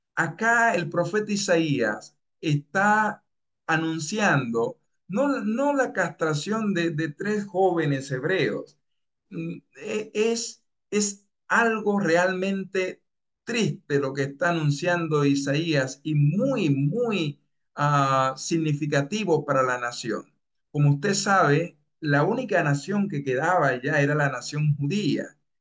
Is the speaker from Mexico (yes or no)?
no; Dominican Republic; moved away as an adult; also born or lived in Bellingham, Washington, United States; now in Peru; Yo soy de República Dominicana